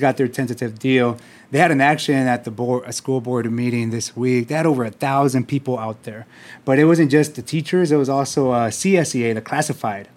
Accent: San Diego, California, United States; I grew up here in City Heights

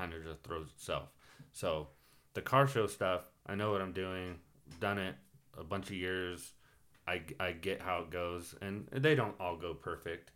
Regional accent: Phelan, California, United States; now in Hesperia, United States; I grew up in Feeling

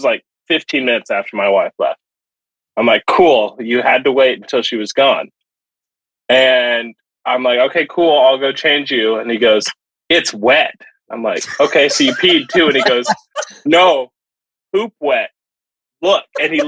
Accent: Texas, United States; also born or lived in Japan; now in Pacific Northwest, United States; So they do not exist in the Pacific Northwest at all. But I had them growing up in Texas.

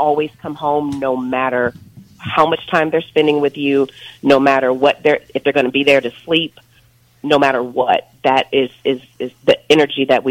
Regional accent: Kentucky, United States; now in Texas, United States; I grew up in Kentucky

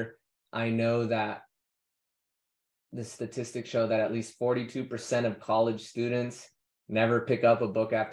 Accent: United States; as American

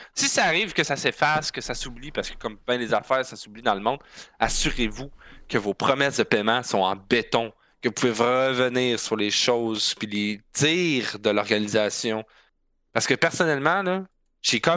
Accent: Quebec, Canada; on est Canadiens, qu'on est Québécois

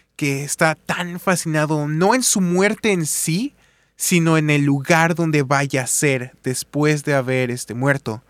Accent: Mexico City, Mexico; Yo soy de la Ciudad de México

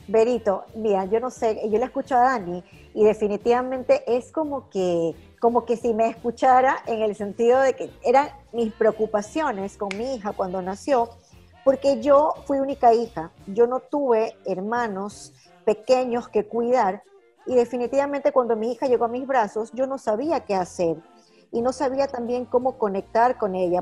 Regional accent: Ecuador; como ecuatorianas como mujeres

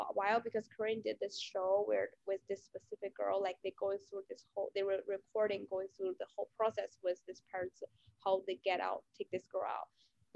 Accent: China; moved away; my home country.

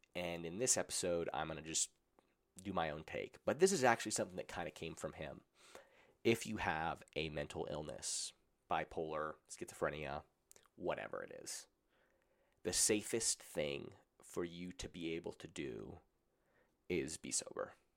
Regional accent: Colorado, United States; I grew up in Colorado where it was legal

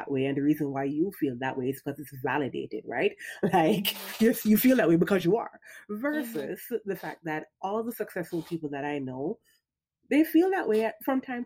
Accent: Jamaica; We're both Jamaican mamas and we have Jamaican moms.

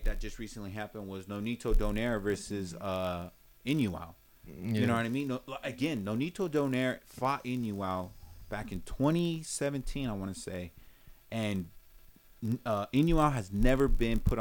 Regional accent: United States; I'm very American

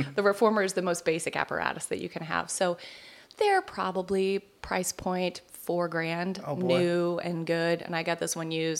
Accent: Richmond, Missouri, United States; now in Seal Beach, United States; in a little tiny town called Richmond, Missouri.

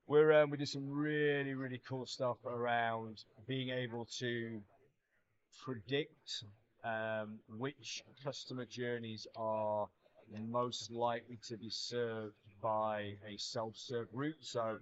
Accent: Nigeria; moved away; I grew up in Nigeria.

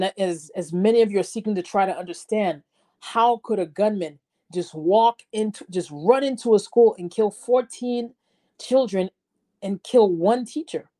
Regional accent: United States; growing up in America

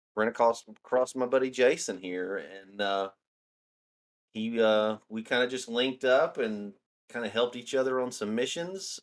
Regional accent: Northeast Alabama, United States; now in Tennessee, United States; I'm originally from Alabama, Northeast Alabama

